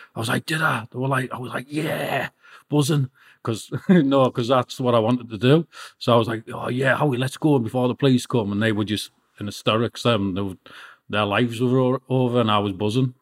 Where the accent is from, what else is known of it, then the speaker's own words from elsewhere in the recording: Peterlee, North East England, United Kingdom; also born or lived in Middlesbrough; I was born in Middlesbrough and my mum had to flee from my dad and, and move into County Durham, Peterlee. And then I, be, I, got, I brought up, got brought up there